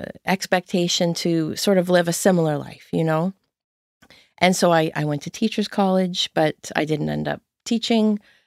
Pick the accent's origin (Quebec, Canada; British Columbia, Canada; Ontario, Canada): Ontario, Canada; Windsor; moved away as an adult; now in Nova Scotia, Canada; Yeah, I grew up in Windsor, Ontario. Oh. I always have to say Ontario here in Nova Scotia because people think it's Windsor, Nova Scotia. Right. Yeah. I left when I was 23.